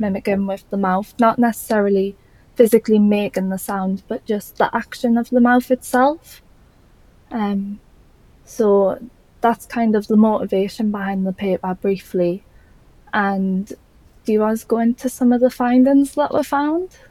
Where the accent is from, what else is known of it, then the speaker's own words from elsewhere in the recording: Newcastle upon Tyne, North East England, United Kingdom; accent: Geordie; I'm from Newcastle in the UK, if you couldn't tell by the Geordie accent.